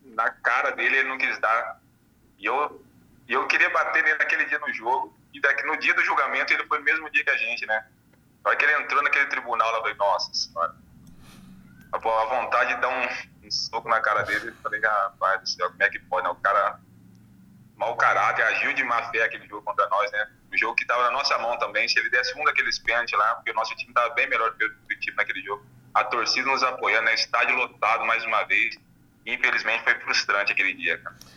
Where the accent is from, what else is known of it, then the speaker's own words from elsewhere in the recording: Brazil; now in Irati, Brazil; eu sou daí da região, eu sou de Ourinhos, na verdade